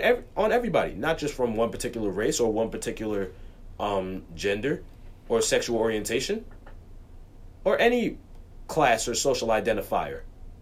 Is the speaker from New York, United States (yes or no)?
yes; New York City, New York, United States; That's where I live. That's where I'm from. I'm from Morningside Park in Harlem.